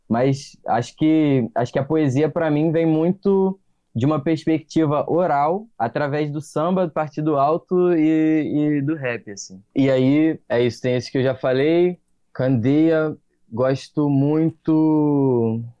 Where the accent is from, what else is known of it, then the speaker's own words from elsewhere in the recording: Minas Gerais, Brazil; born there; eu nasci em Minas